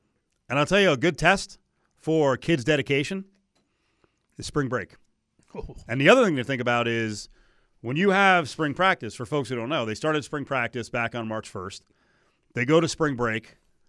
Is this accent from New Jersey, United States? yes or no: yes; New Jersey, United States; now in Las Vegas, United States